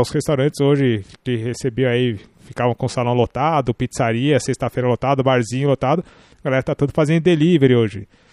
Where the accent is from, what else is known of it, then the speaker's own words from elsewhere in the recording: Brazil; Nós, como brasileiros